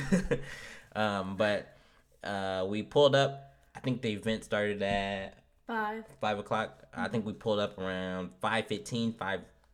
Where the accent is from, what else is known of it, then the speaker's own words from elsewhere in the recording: Omaha, Nebraska, United States; since we're from Omaha, it's a middle city.